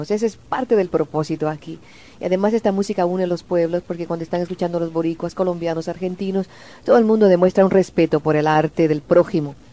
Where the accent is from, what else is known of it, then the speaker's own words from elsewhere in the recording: Cuba; moved away; yo no lo conozco a él. Yo llegué de Cuba hace siete meses.